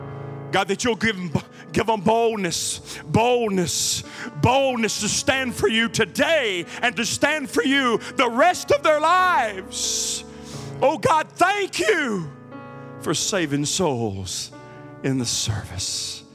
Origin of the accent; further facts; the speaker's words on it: United States; born there; Because I'm an American, and this is a Christian nation, which is debatable anymore. Because this is America, I was born in America.